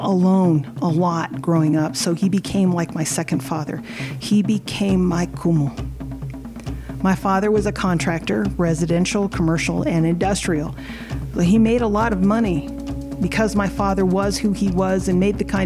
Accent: Midwest, United States; I grew up in the Midwest, I didn't have a traditional halau

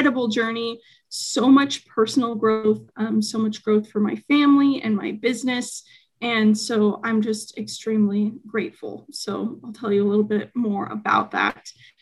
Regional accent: Spokane, Washington, United States; also born or lived in Seattle, Washington; my hometown, Spokane, Washington

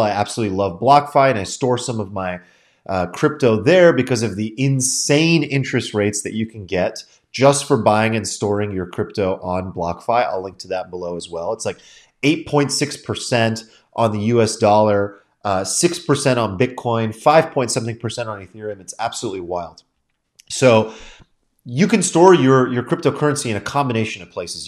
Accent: United States; as an American

